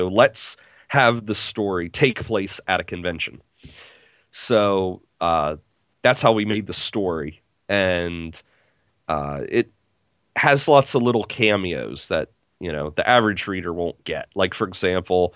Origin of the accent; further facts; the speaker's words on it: Harrisburg, Pennsylvania, United States; my hometown, Harrisburg